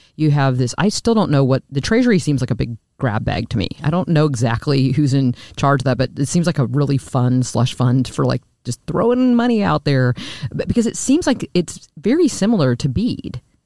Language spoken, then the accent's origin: English; Lincoln, Nebraska, United States; I'm from Nebraska I though I'm from Lincoln which I grew up